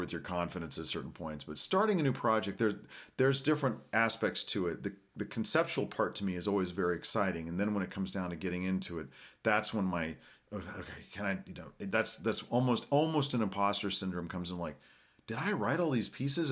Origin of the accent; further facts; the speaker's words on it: Norman, Oklahoma, United States; now in Oklahoma City, United States; I am Chickasaw, Indian from Oklahoma. I was born here in Norman.